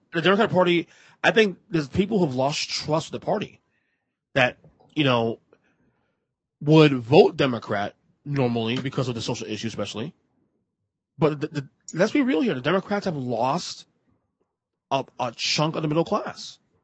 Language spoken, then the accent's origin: English; New York City, New York, United States; moved away; I am a New Yorker. I'm from Brooklyn